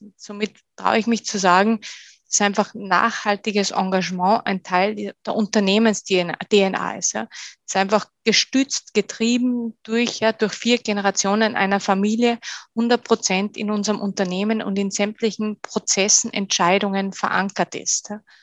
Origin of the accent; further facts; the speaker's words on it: Bad Gastein, Salzburg, Austria; moved away as an adult; also born or lived in Sweden / France / Germany; Das ist mein, äh, mein Heimatort in Österreich, das ist Bad Gastein